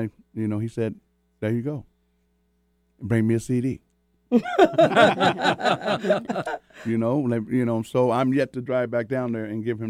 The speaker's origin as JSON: {"language": "English", "town": "Tacoma", "region": "Washington", "country": "United States", "moved": "yes", "said": "I've been back home in Washington. I came from Tacoma"}